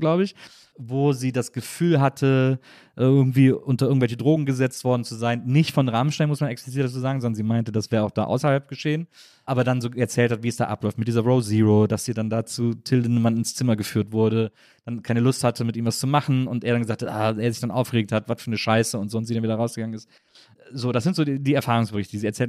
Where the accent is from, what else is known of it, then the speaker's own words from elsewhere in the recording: Wesseling, North Rhine-Westphalia, Germany; now in Berlin, Germany; weil ich aus Wesseling komme